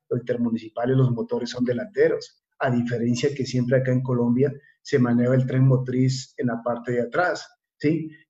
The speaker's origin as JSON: {"language": "Spanish", "region": "Carchi", "country": "Ecuador", "said": "tú vas de turismo a, mi tierra y entre, entre Tulcán y, y Barra ves que te pasa un, un, un floating un pullman carchia"}